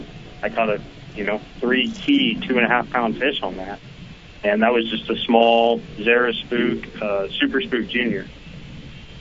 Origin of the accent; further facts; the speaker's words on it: California, United States; moved away as an adult; now in Alabama, United States; growing up in California and making a living out there, moving to Alabama